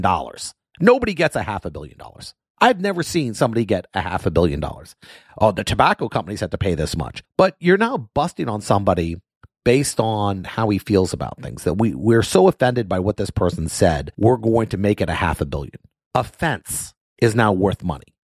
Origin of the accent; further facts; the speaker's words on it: Miami, Florida, United States; moved away as an adult; now in Orlando, United States; I grew up in Miami and I spent my whole life in Miami